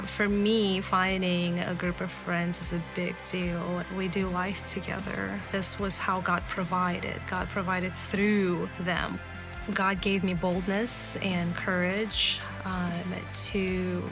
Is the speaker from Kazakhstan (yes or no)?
yes; Kazakhstan; moved away; I grew up in Kazakhstan